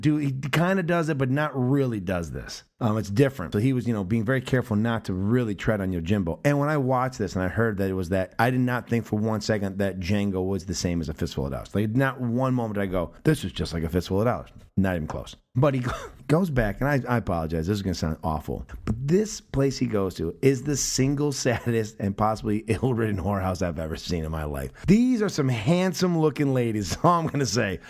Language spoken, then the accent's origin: English; United States; as an American viewer